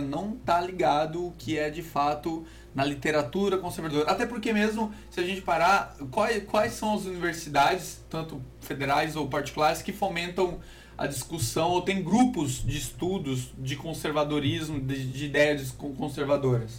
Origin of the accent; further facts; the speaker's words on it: Porto Velho, Rondônia, Brazil; Somos de Porto Velho, Rondônia